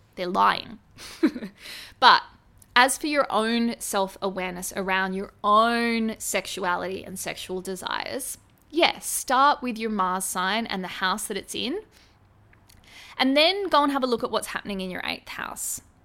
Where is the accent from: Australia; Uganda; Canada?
Australia; as an Australian